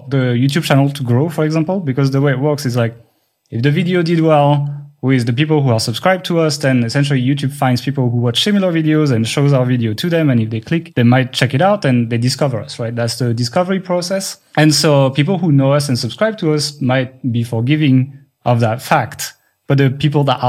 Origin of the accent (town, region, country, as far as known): France; English is a second language